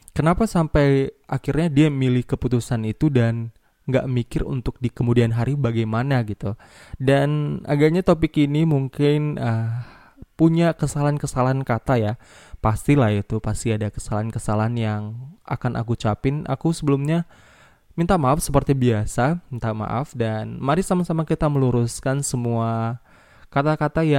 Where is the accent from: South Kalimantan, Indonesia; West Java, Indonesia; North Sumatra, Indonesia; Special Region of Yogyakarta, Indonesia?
North Sumatra, Indonesia; Medan; accent: Medan; Karena kebetulan aku lahir dan besar di Medan ya walaupun nggak Medan-Medan kali sih.